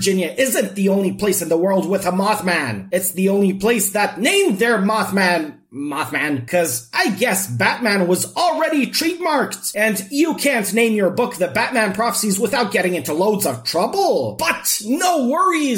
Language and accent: English; Serbia; English is a second language; moved away; I am Serbian